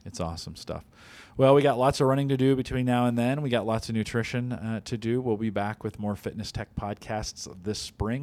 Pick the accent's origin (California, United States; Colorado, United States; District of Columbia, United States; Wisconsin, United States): California, United States; the Bay Area; moved away; I grew up in the Bay Area